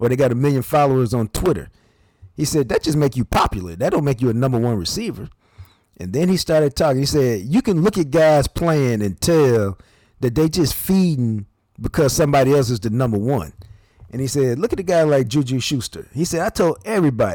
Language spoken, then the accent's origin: English; Knoxville, Tennessee, United States; I was born in Knoxville